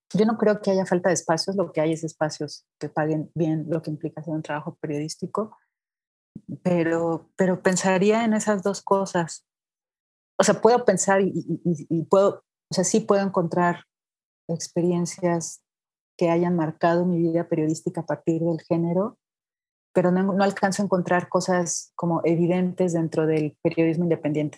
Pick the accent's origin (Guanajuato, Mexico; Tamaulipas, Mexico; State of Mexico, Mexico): Guanajuato, Mexico; Irapuato; moved away as an adult; also born or lived in Veracruz; now in Mexico City, Mexico; yo soy de Guanajuato, de Irapuato, Guanajuato